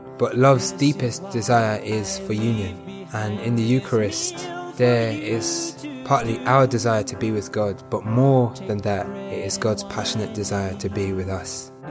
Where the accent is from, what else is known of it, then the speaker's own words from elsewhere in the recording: London, United Kingdom; I'm 22 years old and I'm from East London.